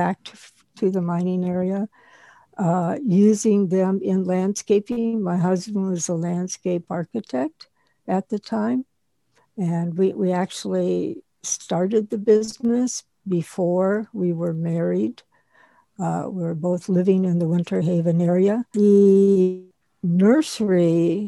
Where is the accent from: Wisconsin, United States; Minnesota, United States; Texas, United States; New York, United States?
Wisconsin, United States; now in Florida, United States; We had a large, huge garden when I was growing up in Wisconsin